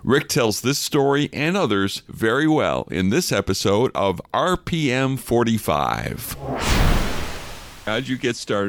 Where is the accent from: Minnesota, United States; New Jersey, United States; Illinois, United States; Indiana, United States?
Illinois, United States; Chicago; now in Detroit, United States; it's been especially fun to interview artists from my hometown, Chicago. In this episode, I get to talk to a hitmaker from my adopted hometown, Detroit.